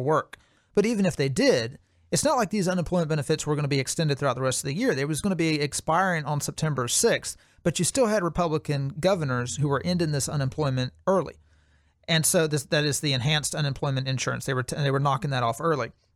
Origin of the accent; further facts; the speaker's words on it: Alabama, United States; my home state of Alabama